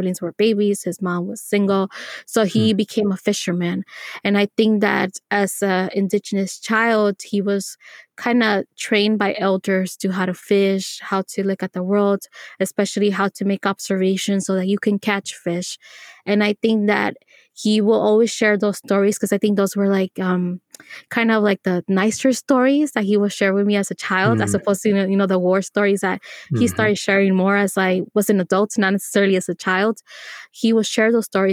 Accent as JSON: {"language": "English", "town": "Los Angeles", "region": "California", "country": "United States", "tie": "born or raised there", "said": "I was born in Los Angeles"}